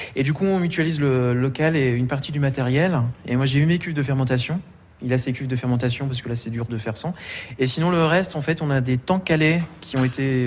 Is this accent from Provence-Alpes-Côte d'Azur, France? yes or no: no; Bourgogne-Franche-Comté, France; now in Mens, France; comme je viens de Franche-Comté, là-bas en Franche-Comté, on parle de la tourniole